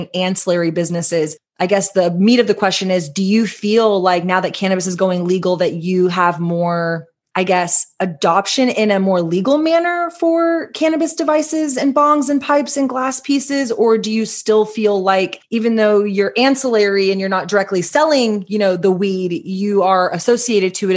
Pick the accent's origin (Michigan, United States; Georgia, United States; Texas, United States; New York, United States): Texas, United States; as a Texan